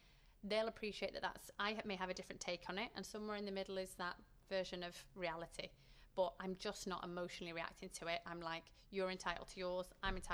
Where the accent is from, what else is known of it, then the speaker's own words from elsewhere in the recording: Manchester, North West England, United Kingdom; I grew up in Manchester, so we're surrounded by football